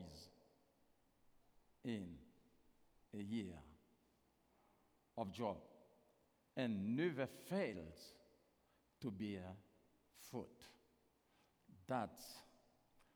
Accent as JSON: {"language": "English", "country": "Haiti", "first_language": "Haitian Creole", "second_language": "English", "said": "I'm not American, I'm Haitian"}